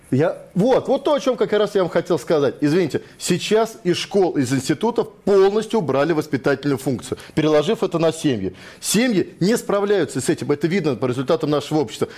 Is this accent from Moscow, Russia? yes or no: yes; Moscow, Russia; я родился в Москве, я жил, живу здесь все это время.